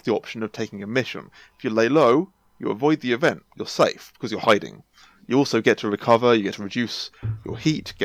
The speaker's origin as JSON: {"language": "English", "town": "Oxford", "region": "South East England", "country": "United Kingdom", "said": "I'm from Oxford myself."}